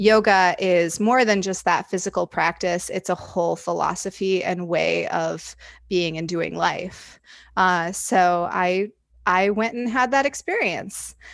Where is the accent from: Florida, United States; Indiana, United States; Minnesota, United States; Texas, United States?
Indiana, United States; now in Chicago, United States; I live in Chicago currently. Uh, I grew up in Indiana